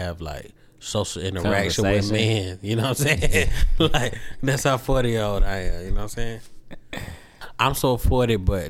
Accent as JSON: {"language": "English", "town": "Atlanta", "region": "Georgia", "country": "United States", "said": "I'm from Atlanta"}